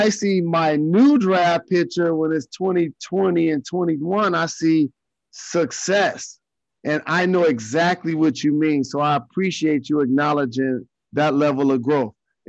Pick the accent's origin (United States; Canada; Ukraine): United States; Detroit, Michigan; my red and white suit with my Mari Gators representing Detroit